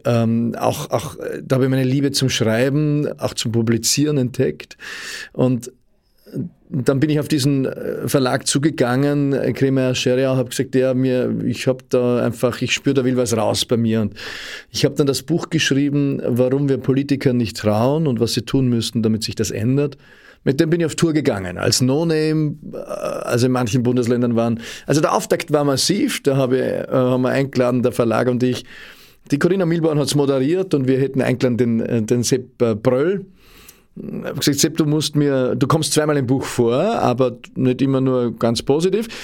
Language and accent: German; Austria